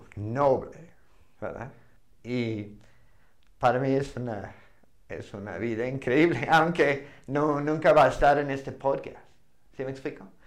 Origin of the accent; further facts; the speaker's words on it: Montana, United States; Spanish is a second language; moved away as an adult; also born or lived in Arizona; now in Mexico; a Montana, mi tierra